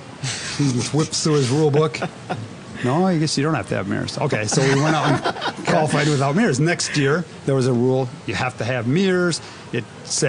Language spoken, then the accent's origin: English; Wisconsin, United States; Him and I grew up together in Wisconsin.